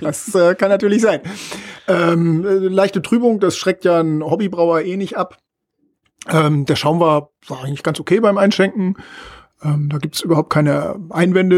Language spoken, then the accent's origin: German; Northern Germany, Germany; als Norddeutscher